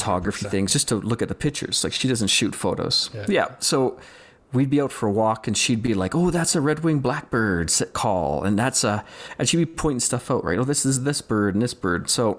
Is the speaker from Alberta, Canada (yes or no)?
yes; Calgary, Alberta, Canada; I'm from Calgary, Alberta, and I'm just a hobby photographer